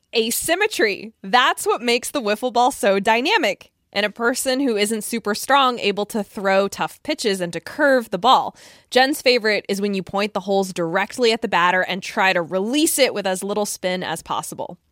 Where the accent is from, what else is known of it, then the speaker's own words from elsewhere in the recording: Connecticut, United States; my home state of Connecticut